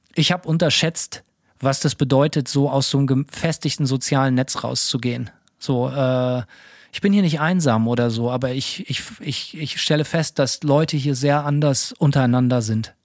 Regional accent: Bremen, Germany; moved away as an adult; now in United States; Ich bin in Bremen aufgewachsen

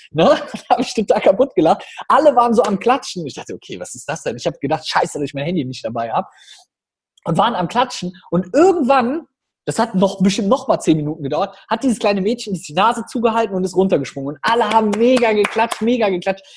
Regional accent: Rhineland, Germany; wir bei uns im Rheinland, wir haben ja auch eine freche Schnauze immer so ein bisschen

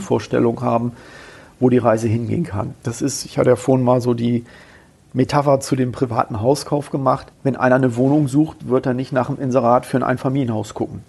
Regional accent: Bremen, Germany; now in Kassel, Germany; ich komme ja ursprünglich aus Bremen

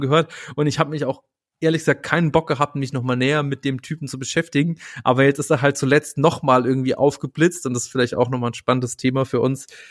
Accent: West Germany, Germany; ich bin ja nicht im Osten aufgewachsen, sondern ich bin im Westen aufgewachsen

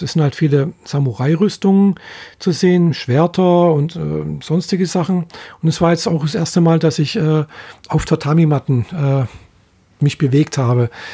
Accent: Germany; bei uns in Deutschland

